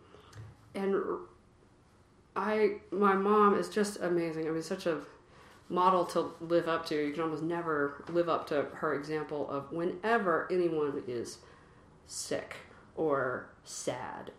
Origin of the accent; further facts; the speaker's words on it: Columbia, Tennessee, United States; moved away as an adult; also born or lived in Washington, D.C. / Cambridge, Massachusetts; now in Massachusetts, United States; I'm from Columbia, Tennessee, which is a not all that small town. It's about an hour south of Nashville, right smack in the middle of Tennessee. It's where my mother's family has been for a number of generations. Grew up on a farm